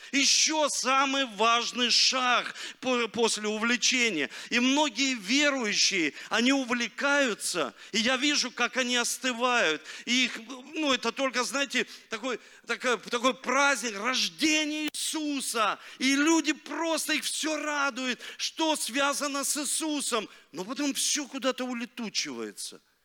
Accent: Rostov-on-Don, Rostov Oblast, Russia; born or raised there; also born or lived in Leningrad (Saint Petersburg)

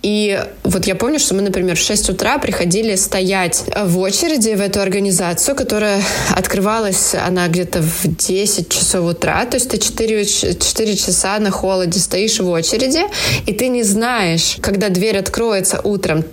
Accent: Ukraine; moved away as an adult; now in Paris, France; мы уже собирались уезжать из Украины во Францию

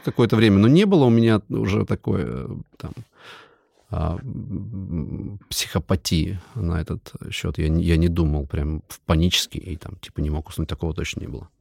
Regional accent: Siberia, Kemerovo Oblast, Russia; moved away; я родился в Кемеровской области, это вообще далеко отсюда, это Сибирь, мы ментально другие люди

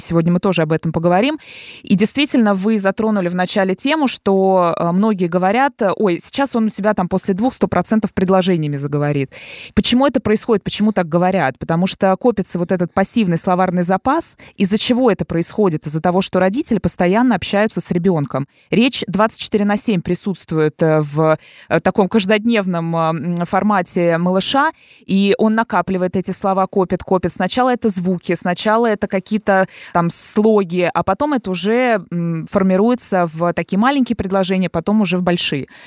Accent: Dubna, Moscow Oblast, Russia; я из Подмосковья

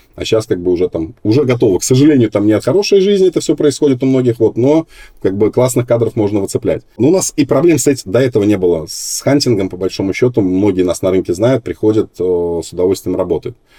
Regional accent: Minsk, Belarus; now in Moscow, Russia; я родился вообще не в Москве, а в Минске

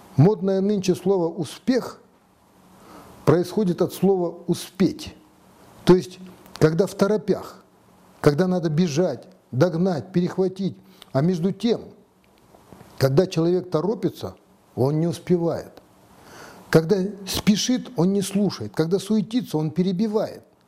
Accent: Kazakhstan; Мы, казахи

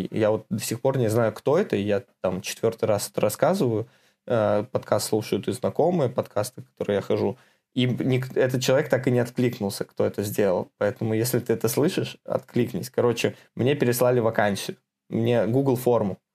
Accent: Minsk, Belarus; moved away as an adult; now in Moscow, Russia; Да, из Беларуси, а. из Минска.

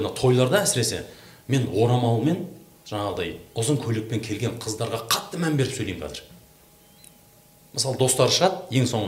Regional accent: villages around Kentau, Turkistan Region, Kazakhstan; біз өзіміз ауылда өстік қаланың айналасы толған ауылдар қазақ ауылдар

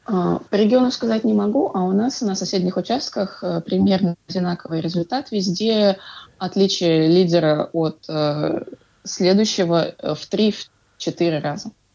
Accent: Ufa, Bashkortostan, Russia; я из Уфы

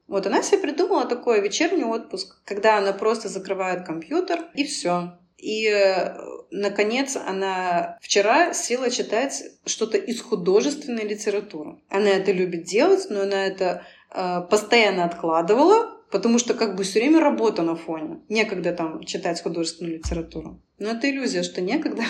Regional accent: Belarus; also born or lived in Moscow, Russia; now in Cyprus; Я вообще сама белоруска, но в Москве 7 лет прожила

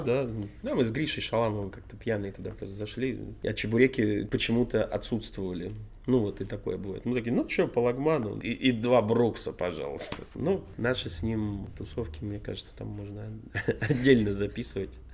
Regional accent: Vorkuta, Komi Republic, Russia; now in Saint Petersburg, Russia; детство в Воркуте

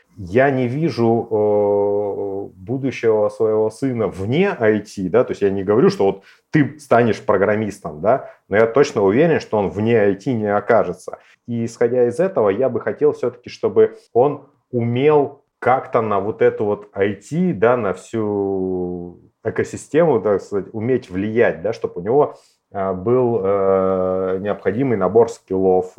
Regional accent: Novosibirsk, Novosibirsk Oblast, Russia; мы, старые сибиряки

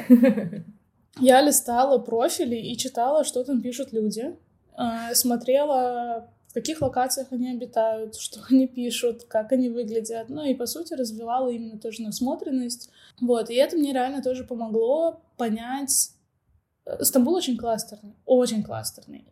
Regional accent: Novosibirsk, Novosibirsk Oblast, Russia; moved away as an adult; now in Turkey; я сама из Новосибирска, вернулась домой

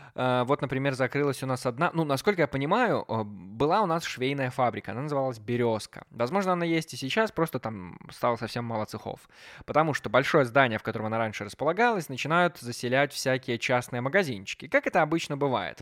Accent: Belarus; now in Minsk, Belarus; частный бизнес развивается в моем родном городе

